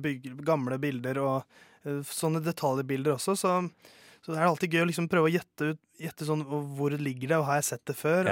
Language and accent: Norwegian; Oslo, Norway; Jeg kommer fra Oslo.